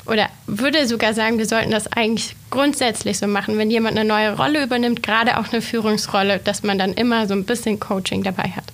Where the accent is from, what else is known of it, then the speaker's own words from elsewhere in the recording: Reutlingen, Baden-Württemberg, Germany; moved away as an adult; also born or lived in Tübingen / Göttingen; now in Braunschweig, Germany; Ich komme gebürtig gar nicht hier aus der Region, sondern ich bin Schwäbin. Ich komme ursprünglich aus Reutlingen